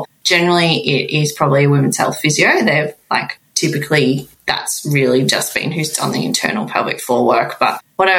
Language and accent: English; Melbourne, Victoria, Australia; I'm from Melbourne